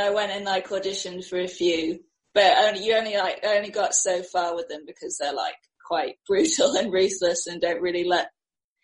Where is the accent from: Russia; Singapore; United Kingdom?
Singapore; moved away as an adult; also born or lived in New York; born and raised. Then I left at 18